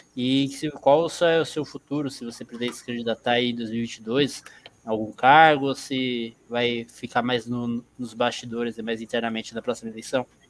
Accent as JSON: {"language": "Portuguese", "region": "São Paulo", "country": "Brazil", "tie": "born or raised there", "said": "Eu sou nascido aqui em São Paulo, mas meu sangue é baiano"}